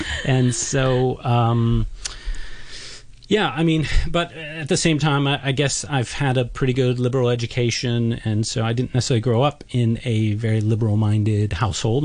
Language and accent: English; United States; I'm an American